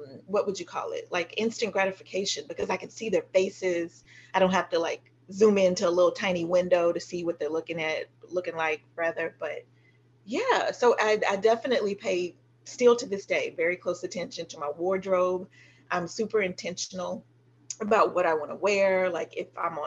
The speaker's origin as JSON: {"language": "English", "area": "the South", "region": "Texas", "country": "United States", "said": "as a Southerner myself"}